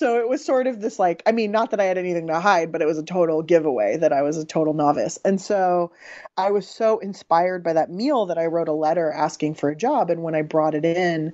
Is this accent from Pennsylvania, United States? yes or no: no; San Diego, California, United States; I grew up in San Diego